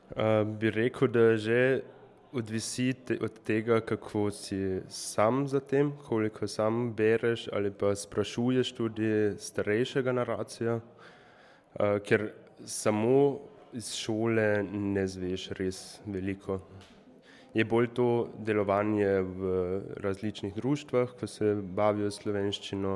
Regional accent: Šmihel, Carinthia, Austria; prihajam tukaj iz Šmihela oziroma iz sosednje vasi

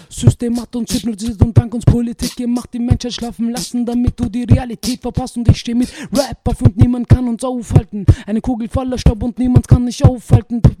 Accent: Vienna, Austria; wir sind in Otterkring geboren. Also ich lebe schon seit 28 Jahren in Otterkring. Ich kenne schon jede Ecke.

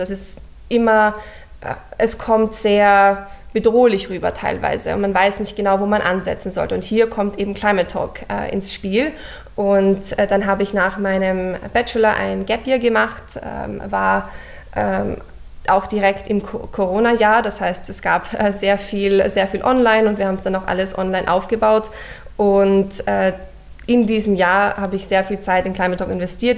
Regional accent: Vienna, Austria; moved away as an adult; also born or lived in Cambridge, England; Ich, ich komme aus Wien, habe äh, meine ganze Schulzeit in Wien verbracht

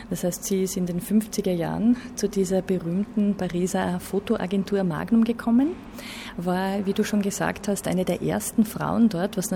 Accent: Graz, Styria, Austria; Ja, interessant für mich als Grazerin natürlich ist, dass sie in Graz geboren wurde

